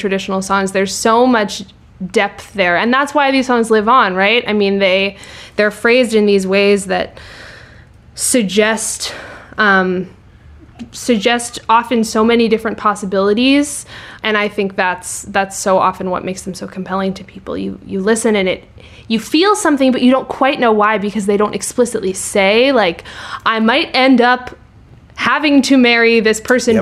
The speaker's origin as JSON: {"language": "English", "region": "Maine", "country": "United States", "tie": "born or raised there", "said": "I grew up in Maine"}